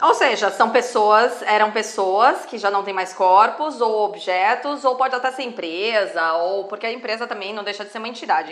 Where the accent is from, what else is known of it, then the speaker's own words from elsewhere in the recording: Brazil; nós somos brasileiros